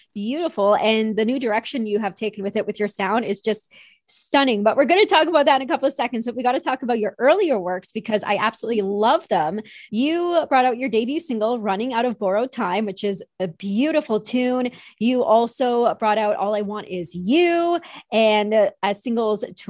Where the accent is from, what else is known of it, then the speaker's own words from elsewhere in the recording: High River, Alberta, Canada; our hometown, because we're from the same area. I'm from High River